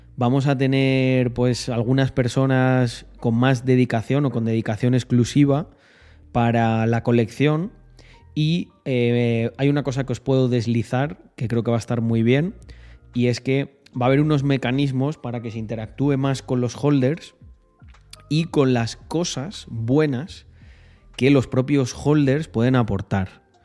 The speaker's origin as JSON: {"language": "Spanish", "town": "Almendralejo", "region": "Extremadura", "country": "Spain", "tie": "born or raised there", "also_born_or_lived": "Salamanca", "moved": "yes", "lives_now": "Andorra", "said": "Yo, aquí donde me veis, en Andorra, vengo de un pueblecito llamado Almendralejo"}